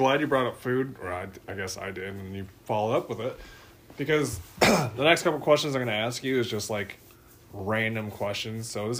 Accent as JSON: {"language": "English", "region": "California", "country": "United States", "said": "I'm from California, man."}